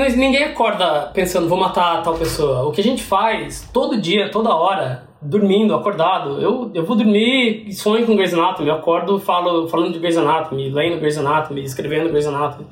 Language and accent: Portuguese; Piracicaba, São Paulo, Brazil; moved away as an adult; now in United States; voltei pro Piracicaba, que é da onde minha família é, onde eu cresci.